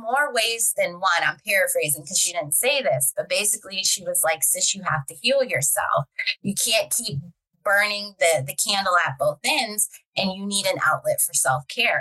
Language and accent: English; Baltimore, Maryland, United States; I'm from Baltimore